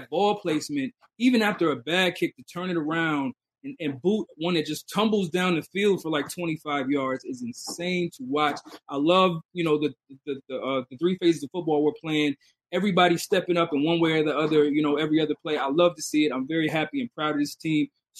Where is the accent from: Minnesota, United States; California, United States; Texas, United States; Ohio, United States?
Minnesota, United States; Minneapolis; born there; I was born in Minneapolis. I didn't grow up in Minneapolis. I currently live in Minneapolis.